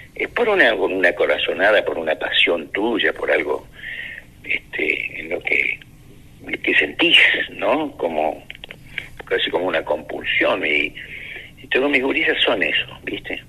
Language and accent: Spanish; Argentina; los argentinos acá somos muchos descendientes andaluces